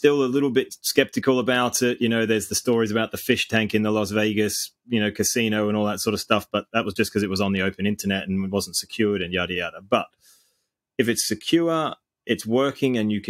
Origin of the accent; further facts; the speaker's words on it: Australia; I'm Australian